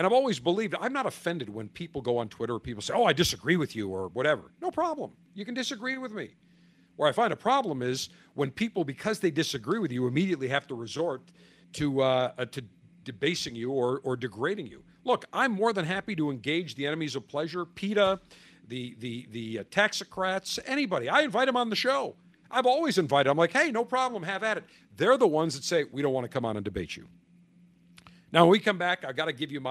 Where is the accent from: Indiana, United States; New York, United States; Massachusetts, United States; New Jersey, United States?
New York, United States; Buffalo; also born or lived in Tampa; from my hometown of Buffalo